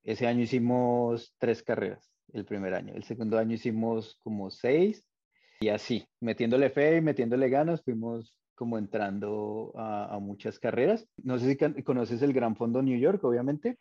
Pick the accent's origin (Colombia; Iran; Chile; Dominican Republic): Colombia; Bogotá; yo soy de Bogotá